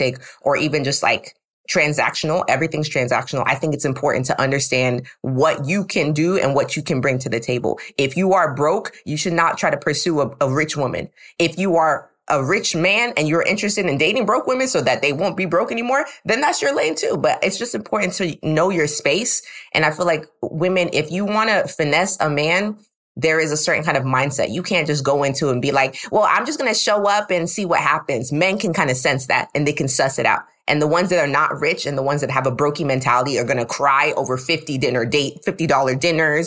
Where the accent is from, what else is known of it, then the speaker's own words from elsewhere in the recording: Houston, Texas, United States; now in Brooklyn, United States; I'm from Houston, Texas, H-Town